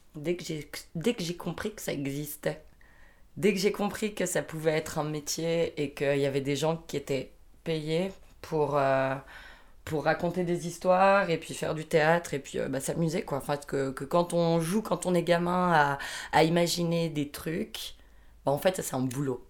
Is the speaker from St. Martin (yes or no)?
no; France; j'ai 27 ans, je suis française